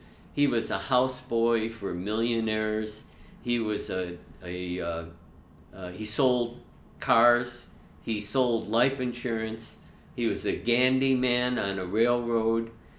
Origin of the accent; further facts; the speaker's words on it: Chicago, Illinois, United States; I grew up in Chicago, went to Chicago Public Schools, went to the University of Illinois, and I got my commission in the Army.